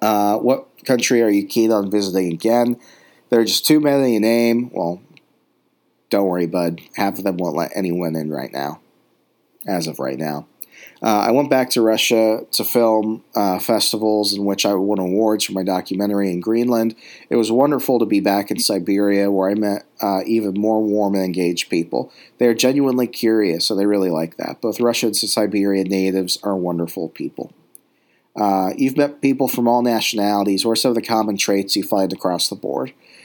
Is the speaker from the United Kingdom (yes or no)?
no; Sweden; English is a second language; growing up in Sweden also prepared me for the cold virtually since birth.